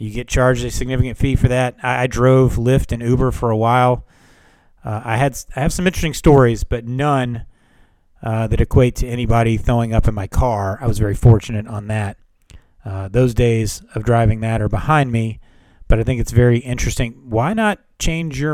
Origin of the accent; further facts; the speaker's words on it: Memphis, Tennessee, United States; Growing up in Memphis